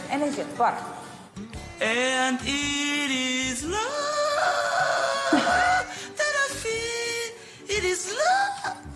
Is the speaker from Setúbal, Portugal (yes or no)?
yes; Almada, Setúbal, Portugal; Eu sou da Almada e tive uma namorada